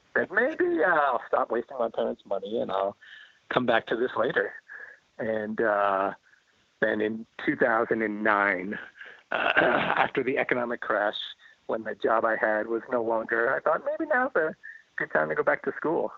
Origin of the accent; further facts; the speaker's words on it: Flemington, New Jersey, United States; moved away as an adult; also born or lived in Maryland; I grew up in New Jersey, in central New Jersey, uh, Hunterdon County. So okay. this was Flemington.